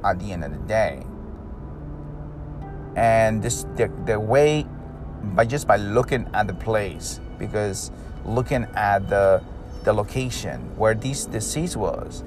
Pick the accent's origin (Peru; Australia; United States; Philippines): Peru; I'm from Peru